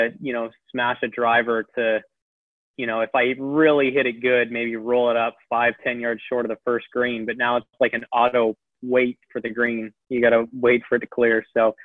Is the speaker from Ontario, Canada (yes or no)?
no; Abbotsford, British Columbia, Canada; Him and I grew up in the same town about 10 minutes apart